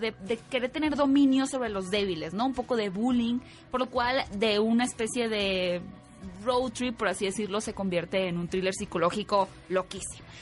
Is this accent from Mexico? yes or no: yes; Mexico